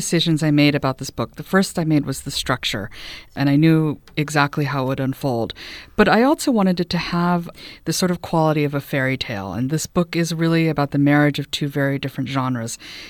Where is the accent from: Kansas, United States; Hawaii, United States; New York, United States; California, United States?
Hawaii, United States; also born or lived in Los Angeles / Texas; I was raised in Hawaii. We lived there for a little bit when I was a kid, and then again, I finished up high school there. The family had been living in Texas